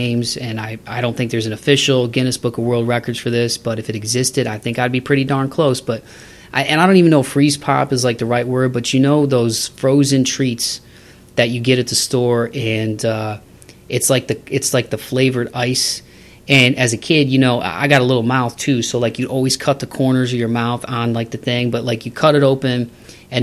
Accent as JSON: {"language": "English", "town": "Toledo", "region": "Ohio", "country": "United States", "tie": "born or raised there", "said": "my hometown of Toledo"}